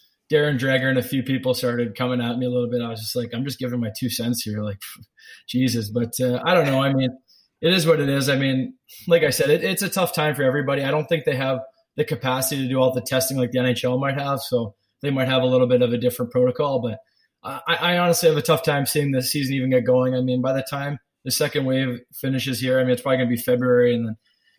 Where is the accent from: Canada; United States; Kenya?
Canada; growing up as a Canadian kid